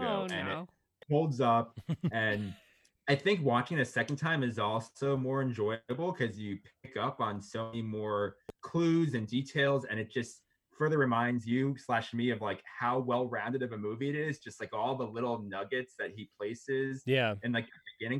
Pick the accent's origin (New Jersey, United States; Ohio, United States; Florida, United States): New Jersey, United States; actually from Jersey, so shout out to my home state